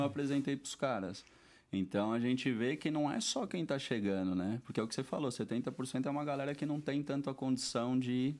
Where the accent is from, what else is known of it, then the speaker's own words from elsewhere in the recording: São Paulo, Brazil; moved away as an adult; now in Madrid, Spain; vim da Vila Matilde, da Zona Leste de São Paulo, e eu fui criado nisso daí